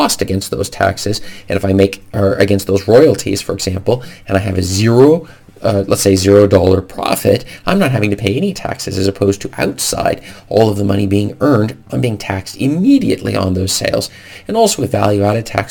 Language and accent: English; United States; moved away as an adult; now in Norway; the United States law, as my home country